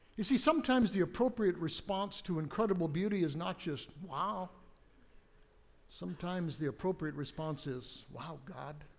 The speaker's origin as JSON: {"language": "English", "country": "United States", "tie": "born or raised there", "moved": "yes", "said": "I grew up on the West Coast, out along the Pacific Ocean"}